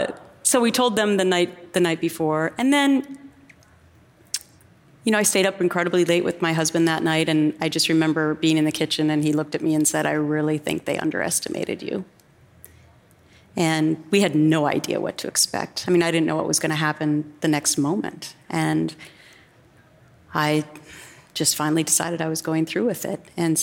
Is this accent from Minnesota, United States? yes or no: yes; Anoka, Minnesota, United States; now in New York, United States; growing up in Minnesota, we don't sue a lot of people. So, you know, there's this Minnesota nice thing.